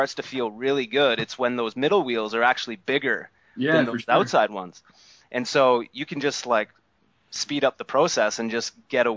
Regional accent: Vancouver, British Columbia, Canada; I'm from Vancouver

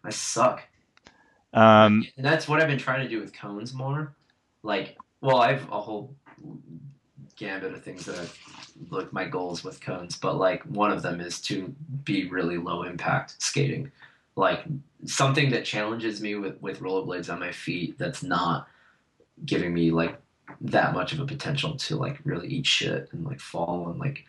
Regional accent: Rochester, New York, United States; And because I come from Rochester, which is like very snowy

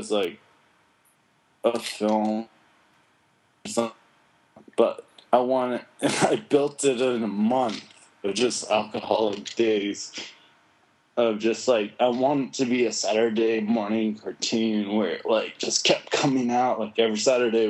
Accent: United States; I'm American

